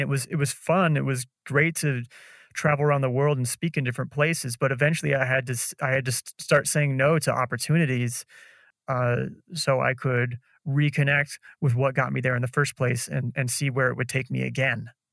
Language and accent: English; Nebraska, United States; moved away as an adult; also born or lived in San Francisco / Chicago; now in Colombia; growing up in Nebraska